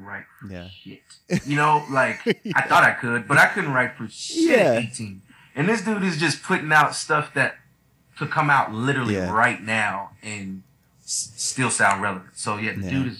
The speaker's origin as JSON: {"language": "English", "town": "Austin", "region": "Texas", "country": "United States", "tie": "born or raised there", "said": "I grew up in Austin"}